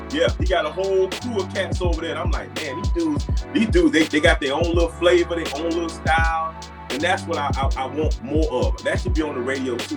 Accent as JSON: {"language": "English", "town": "Miami", "region": "Florida", "country": "United States", "tie": "born or raised there", "moved": "as an adult", "said": "when I was growing up in Miami"}